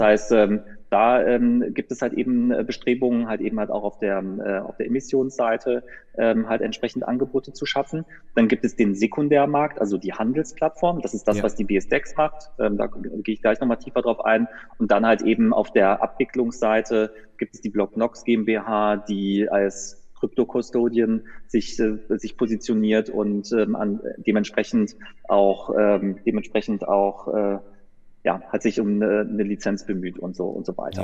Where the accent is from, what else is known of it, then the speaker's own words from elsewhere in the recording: Düsseldorf, North Rhine-Westphalia, Germany; also born or lived in Münster; ich komme nicht gebürtig aus Münster, ich bin gebürtig aus Düsseldorf, also aus dem Rheinland